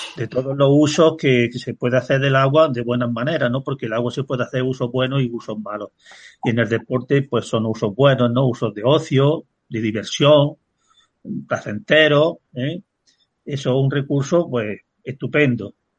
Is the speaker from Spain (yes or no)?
yes; Peña, Andalusia, Spain; yo ya nací en el 54 del siglo pasado y conocí las lluvias de los años 60, cómo venían los ríos, las inundaciones que había, aquel exceso de agua, porque en mi pueblo, que es Peña